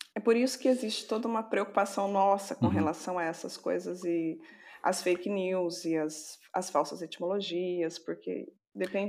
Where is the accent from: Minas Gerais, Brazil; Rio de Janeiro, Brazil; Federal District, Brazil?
Minas Gerais, Brazil; Serrania; Eu sou de uma cidadezinha chamada Serrania